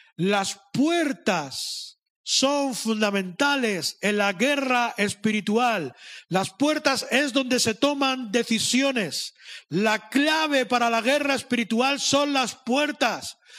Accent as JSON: {"language": "Spanish", "town": "Madrid", "region": "Community of Madrid", "country": "Spain", "said": "Yo soy de Madrid. Yo tengo el otro problema, que me creo muy listo, porque soy de Madrid"}